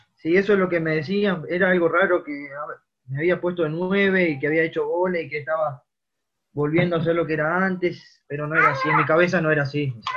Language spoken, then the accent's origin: Spanish; Rivera, Uruguay; moved away as an adult; also born or lived in Montevideo; soy de Rivera, que me tocó irme y de grande, me fui a los 18 años yo